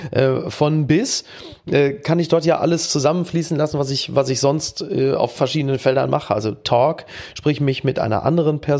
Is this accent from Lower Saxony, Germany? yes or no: no; Castrop-Rauxel, North Rhine-Westphalia, Germany; Aufgewachsen in Castro